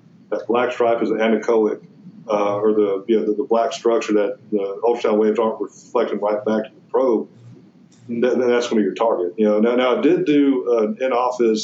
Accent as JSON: {"language": "English", "region": "Georgia", "country": "United States", "tie": "born or raised there", "also_born_or_lived": "Oklahoma / Kentucky", "accent": "southern", "said": "Born in Oklahoma, Kentucky, I grew up in Georgia"}